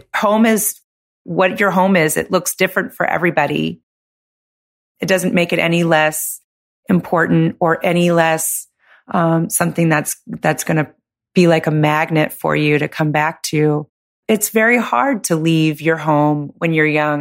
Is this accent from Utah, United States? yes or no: no; California, United States; moved away as an adult; I'm from California